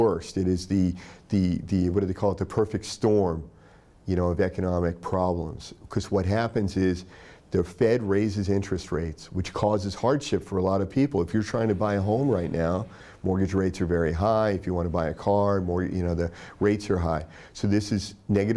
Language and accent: English; Tennessee, United States; I grew up in Tennessee